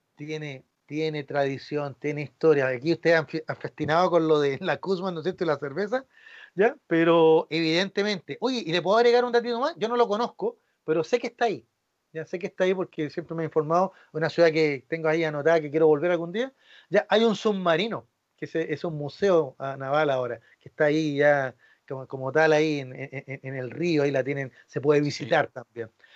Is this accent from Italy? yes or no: no; Chile; cómo somos los chilenos